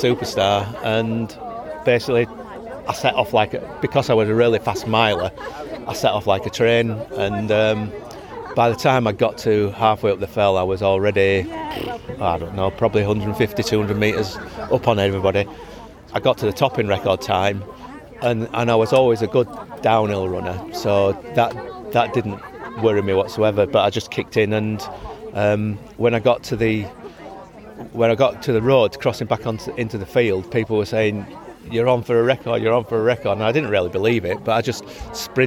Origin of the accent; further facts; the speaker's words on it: Grassington, Yorkshire and the Humber, United Kingdom; also born or lived in Hawkswick; I've always lived in the Yorkshire Dales. I'm from Grassington originally.